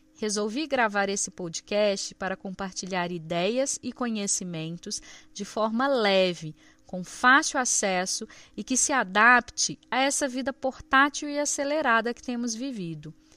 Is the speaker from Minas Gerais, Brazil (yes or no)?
yes; Minas Gerais, Brazil; eu sou mineira